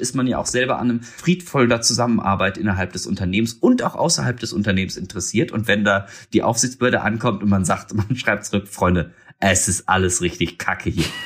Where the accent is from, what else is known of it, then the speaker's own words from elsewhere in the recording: Germany; wir als Deutsche